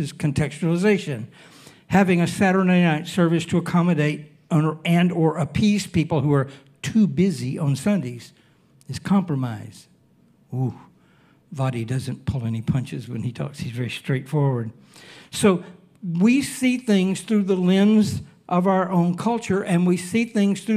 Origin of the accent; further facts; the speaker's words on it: Alabama, United States; now in Hawaii, United States; I was born and raised in Alabama.